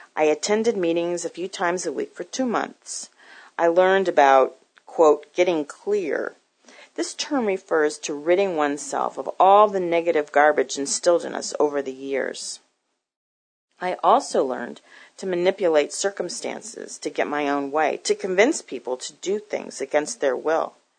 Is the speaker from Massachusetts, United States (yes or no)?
yes; Newton, Massachusetts, United States; also born or lived in Boston, Massachusetts; I grew up in Newton, Massachusetts, about eight miles from Boston